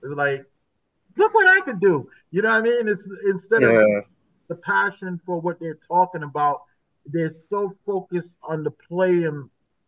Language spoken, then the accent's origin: English; New Haven, Connecticut, United States; I was born and raised in New Haven